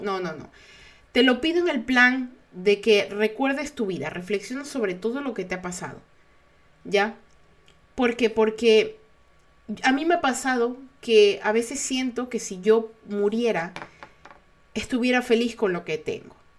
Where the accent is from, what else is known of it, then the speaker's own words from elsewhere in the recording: Ecuador; los ecuatorianos estamos tratando de seguir adelante